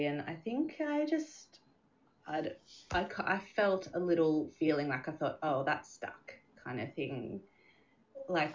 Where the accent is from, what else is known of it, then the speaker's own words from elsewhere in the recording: Hobart, Tasmania, Australia; now in Adelaide, Australia; We are from Hobart, but we now live in Adelaide.